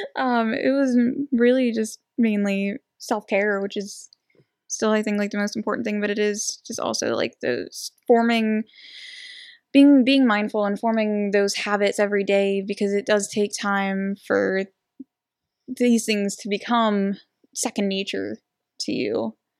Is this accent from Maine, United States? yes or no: no; New Castle, Pennsylvania, United States; I'm from Newcastle.